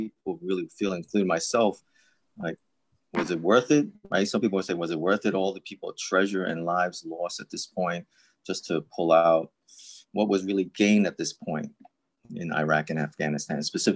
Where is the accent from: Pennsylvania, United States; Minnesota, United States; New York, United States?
New York, United States; New York City; I'm a New Yorker. I'm with NYPD